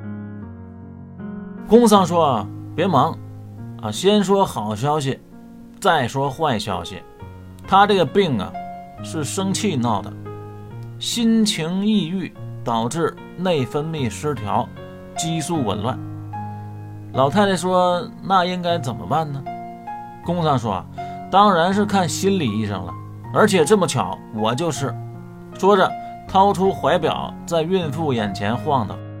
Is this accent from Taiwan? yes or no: no; China; 我们中国人